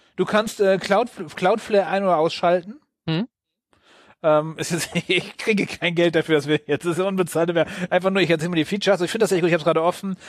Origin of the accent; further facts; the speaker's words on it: Wilhelmshaven, Lower Saxony, Germany; aus meiner Heimatstadt